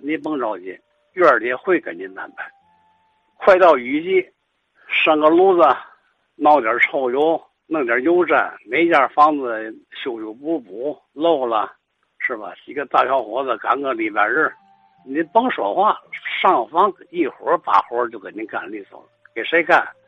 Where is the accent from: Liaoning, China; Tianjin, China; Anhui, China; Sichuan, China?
Tianjin, China; 咱们天津人这个心情是嘛呢